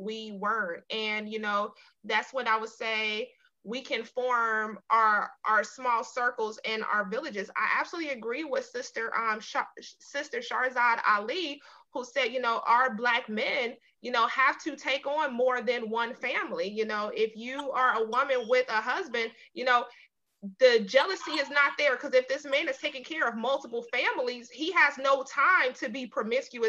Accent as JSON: {"language": "English", "town": "Cincinnati", "region": "Ohio", "country": "United States", "tie": "born or raised there", "moved": "yes", "said": "my hometown of Cincinnati, Ohio"}